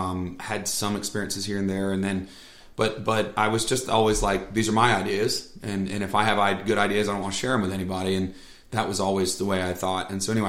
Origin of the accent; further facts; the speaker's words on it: Vermont, United States; I'm from Vermont.